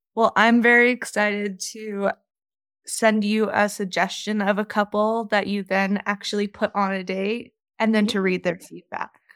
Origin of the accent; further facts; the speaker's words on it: Virginia, United States; moved away as an adult; now in Denver, United States; grew up on the East Coast in Virginia and I moved out here about two years ago.